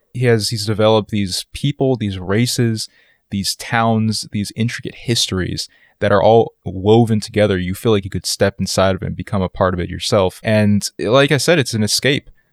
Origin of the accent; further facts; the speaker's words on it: East Coast of the United States, United States; I grew up a lot on the East Coast of the United States, so the suburbs are where I spend most of my days